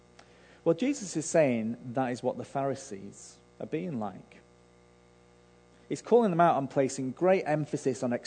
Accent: Manchester, North West England, United Kingdom; I grew up in Manchester

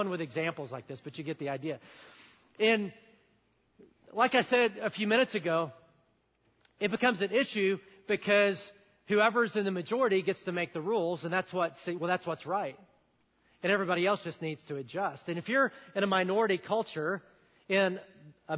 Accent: the South, United States; I grew up in the South where you're taught to look people in the eye and say hi and smile

